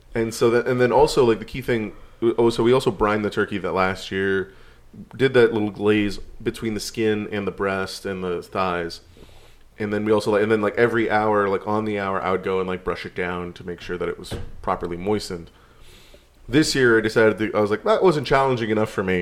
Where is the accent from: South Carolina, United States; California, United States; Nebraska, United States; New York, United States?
California, United States; growing up in California